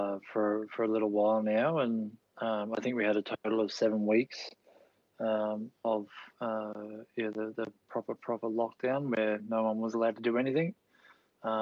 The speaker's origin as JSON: {"language": "English", "town": "Gold Coast", "region": "Queensland", "country": "Australia", "tie": "born or raised there", "also_born_or_lived": "Melbourne, Victoria", "said": "I was born in Melbourne, Queen Victoria Hospital, which is, as I understand it, is no longer there, or part of the building is still there. And grew up in Victoria until I was about 8, and then our family moved up to the Gold Coast."}